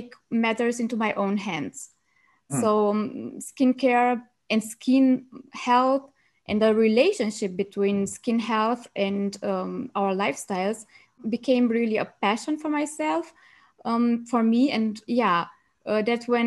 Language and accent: English; Romania; moved away as an adult; now in Germany; I'm originally from Romania and I studied medicine in Germany. So I came to Germany 6 years ago